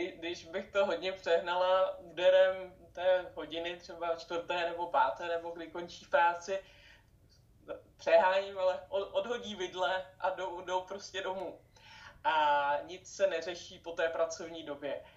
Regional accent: Czechia; U nás v Čechách

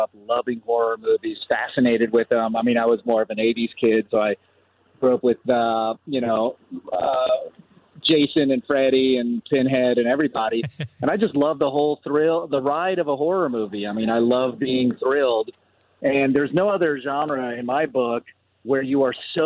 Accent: Puerto Rico; I was born in Puerto Rico

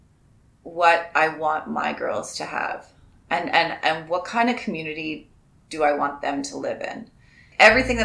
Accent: Ontario, Canada; also born or lived in Nova Scotia; I was originally born in Nova Scotia, and I moved to Ontario when I was about six, and I live in Kitchener, Ontario

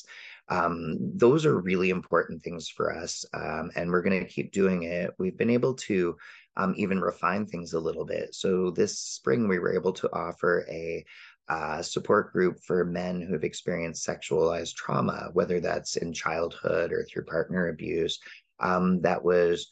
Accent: Windsor, Ontario, Canada; now in Vancouver Island, Canada; grew up close to you in Windsor, right across from the border. And as a Canadian

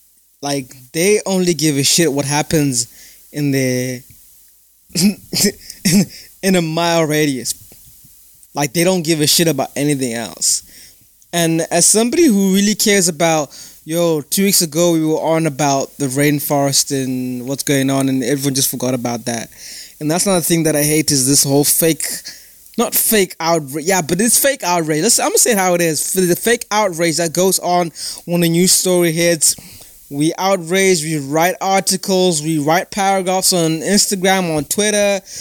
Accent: United Kingdom; So, you know, I'm a citizen of the United Kingdom. I'm British.

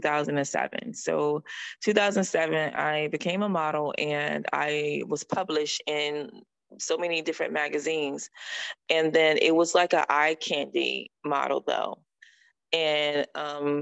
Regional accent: North Carolina, United States; moved away as an adult; also born or lived in Connecticut; now in Florida, United States; I was born in North Carolina. You know, I went to school in North Carolina. And then I left there at the age of huge early age

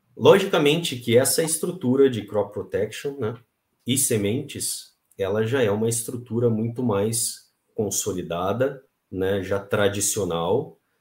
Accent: Pelotas, Rio Grande do Sul, Brazil; Eu sou ah, nascido e criado no Rio Grande do Sul, lá em Pelotas

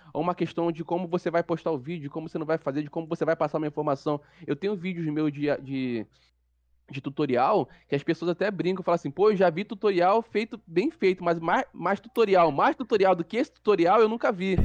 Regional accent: Duque de Caxias, Rio de Janeiro, Brazil; sou morador de Duque de Caxias, Rio de Janeiro

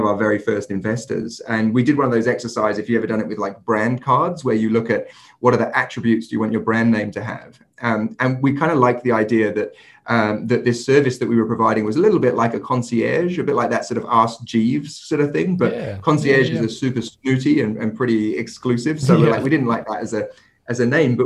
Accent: England, United Kingdom; moved away; I'm English myself

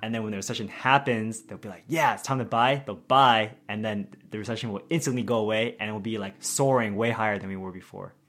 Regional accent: Bay Area, California, United States; I'm from the Bay Area

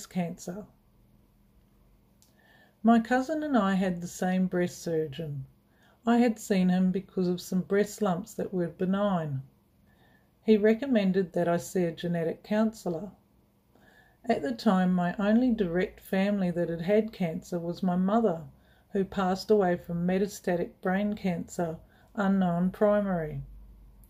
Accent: New Zealand; I grew up in New Zealand

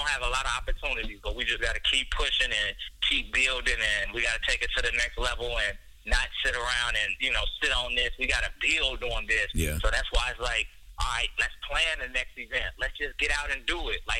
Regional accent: Chicago, Illinois, United States; we come from Chicago. You know, we we don't play that.

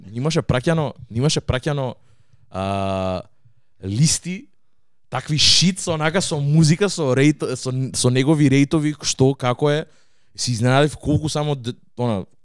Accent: Radoviš, North Macedonia; Јас сум од Радовиш

